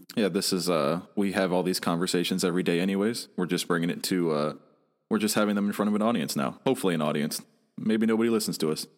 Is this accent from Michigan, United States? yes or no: yes; Michigan, United States; moved away; I'm originally from Michigan